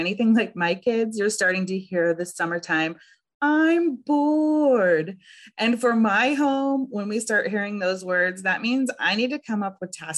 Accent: Southern California, United States; also born or lived in Northeast Ohio; now in Ohio, United States; I am originally from Southern California, where triple digits in the summertime were expected.

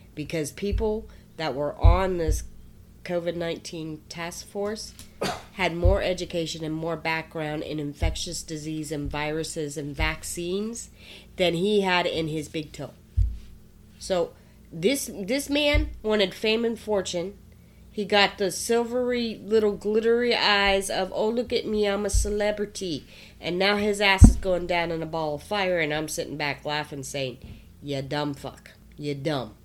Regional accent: East Coast, United States; now in Nebraska, United States; I'm from the East Coast

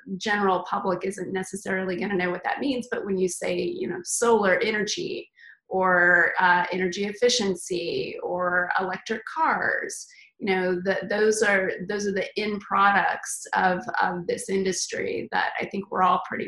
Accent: Texas, United States; moved away as an adult; also born or lived in Los Angeles; now in San Francisco, United States; I am originally from Texas

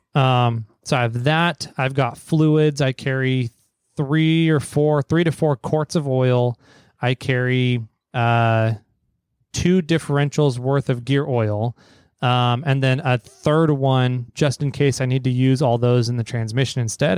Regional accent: Fresno, California, United States; now in Sacramento, United States; I grew up down near Fresno in the, the Fresno, Visalia, Tulare, Hanford area of Sacramento in the Central Valley

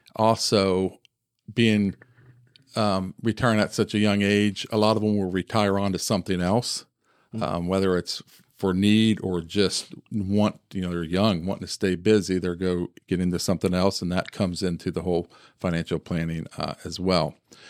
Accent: Ohio, United States; I grew up here in Central Ohio, graduated from Heath High School.

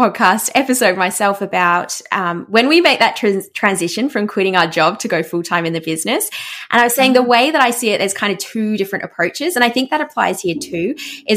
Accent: Australia; I'm Australian, I'm not American

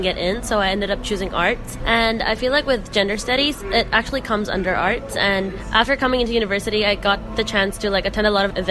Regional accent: Hong Kong; I'm an Indian born and raised in Hong Kong

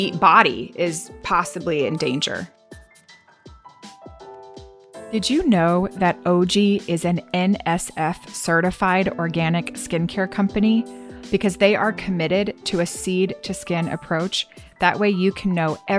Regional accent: the South, United States; I grew up in the South too

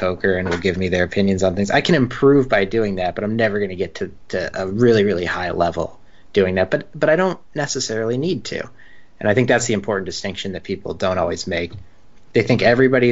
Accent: United States; now in San Diego, United States; as an American

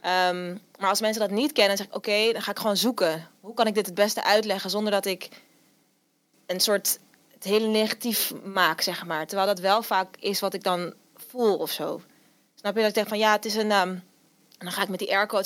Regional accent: Amsterdam, North Holland, Netherlands; ik kom uit Amsterdam.

